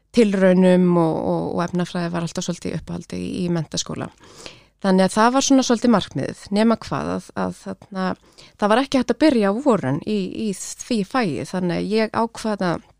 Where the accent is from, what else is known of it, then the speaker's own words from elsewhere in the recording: Kópavogur, Capital Region, Iceland; ólst upp í Vesturbænum í Kópavogi